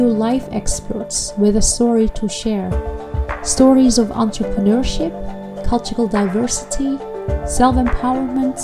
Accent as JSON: {"language": "English", "country": "Netherlands", "tie": "born or raised there", "said": "my childhood spent in the Netherlands"}